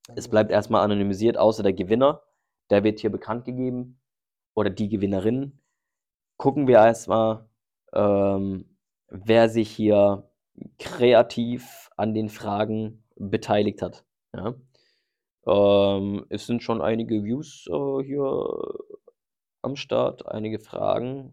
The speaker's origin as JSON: {"language": "German", "country": "Germany", "tie": "born or raised there", "said": "meine Heimat ist hier in Deutschland."}